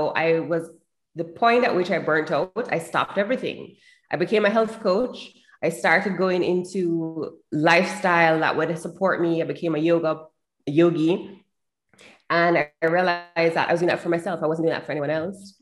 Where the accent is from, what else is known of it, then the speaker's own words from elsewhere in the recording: Jamaica; I'm from Jamaica.